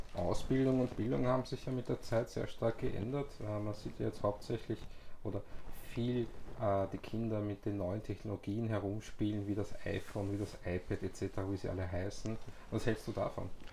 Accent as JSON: {"language": "German", "region": "Vienna", "country": "Austria", "tie": "born or raised there", "said": "ich bin halt in Wien geboren"}